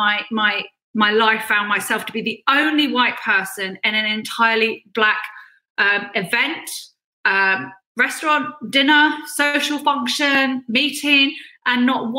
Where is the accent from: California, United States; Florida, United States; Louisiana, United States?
California, United States; I grew up in California